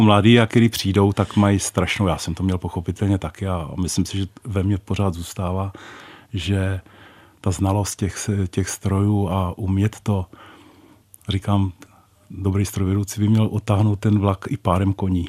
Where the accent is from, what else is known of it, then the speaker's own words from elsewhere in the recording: Moravian Wallachia, Czechia; moved away; jsem Valach původně